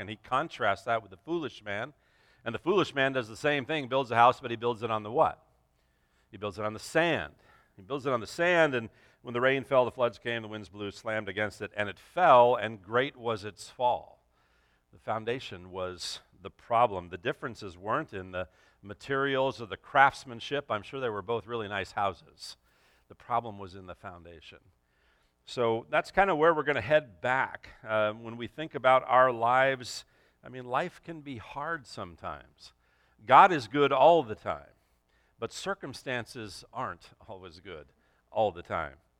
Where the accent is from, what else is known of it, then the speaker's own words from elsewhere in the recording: Los Angeles, California, United States; moved away as an adult; also born or lived in Santa Clarita, California; I grew up in the San Fernando Valley